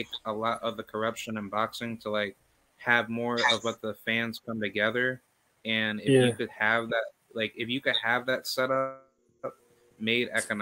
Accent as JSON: {"language": "English", "town": "Albany", "region": "New York", "country": "United States", "moved": "as an adult", "lives_now": "Florida, United States", "said": "I recently moved out here to Florida from New York because I'm from Albany"}